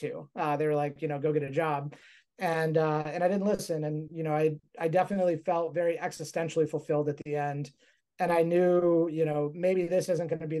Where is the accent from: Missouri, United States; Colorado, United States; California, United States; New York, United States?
California, United States; Mojave Desert; I grew up on a cattle ranch in the Mojave Desert